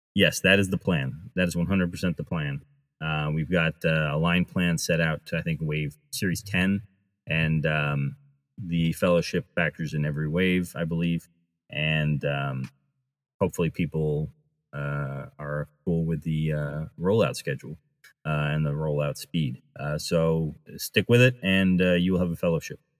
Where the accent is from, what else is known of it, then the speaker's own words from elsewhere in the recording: United States; I grew up near Rhode Island